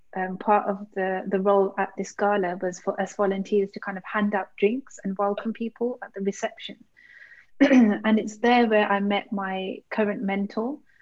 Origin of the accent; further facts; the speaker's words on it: Birmingham, West Midlands, United Kingdom; I grew up in Birmingham, and I know I live in the UK